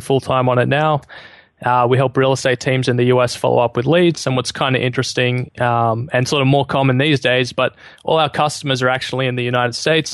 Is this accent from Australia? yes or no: yes; Australia; I'm an Aussie living in Sydney at the moment